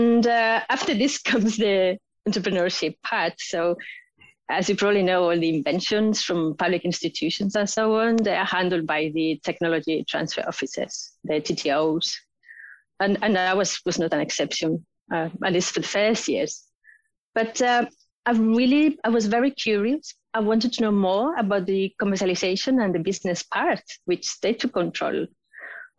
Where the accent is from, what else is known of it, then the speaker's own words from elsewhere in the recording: Spain; moved away as an adult; also born or lived in United Kingdom; now in Oslo, Norway; I have a master's in biochemistry and biotechnology from my home country, Spain